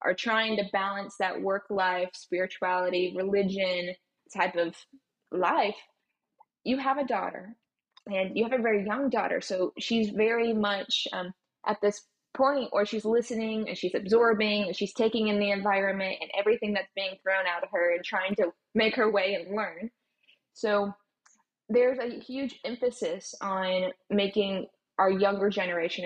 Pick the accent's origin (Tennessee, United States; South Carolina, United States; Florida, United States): Tennessee, United States; Kodak; also born or lived in Gatlinburg, Tennessee / Knoxville, Tennessee; So I grew up in Kodak